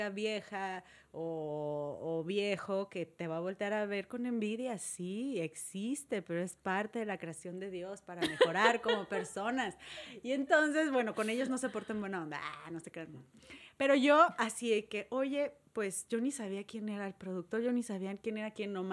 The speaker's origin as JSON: {"language": "Spanish", "town": "Murcia", "region": "Region of Murcia", "country": "Spain", "said": "yo soy de Murcia, soy murciana."}